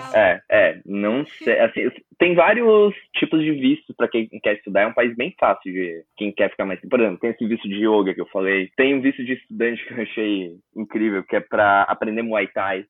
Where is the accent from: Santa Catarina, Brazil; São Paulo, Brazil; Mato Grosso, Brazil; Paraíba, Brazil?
Santa Catarina, Brazil; Imbituba; moved away as an adult; now in Bangkok, Thailand; sou de Imbituba, Santa Catarina